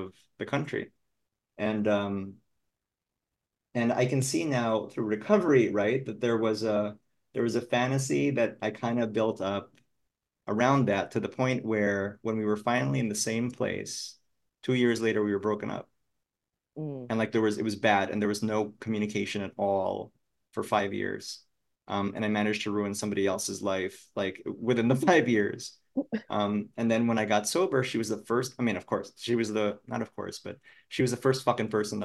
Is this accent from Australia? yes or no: no; Philippines; moved away; growing up in the Philippines